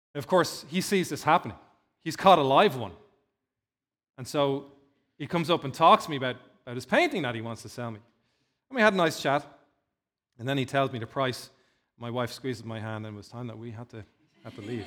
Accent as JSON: {"language": "English", "town": "Dún Laoghaire", "region": "Leinster", "country": "Ireland", "tie": "born or raised there", "said": "Dunleary's in my hometown where I grew up in, uh, in South Dublin"}